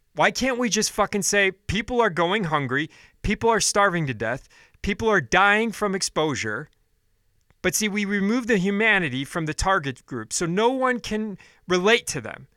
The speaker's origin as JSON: {"language": "English", "country": "United States", "said": "as an American"}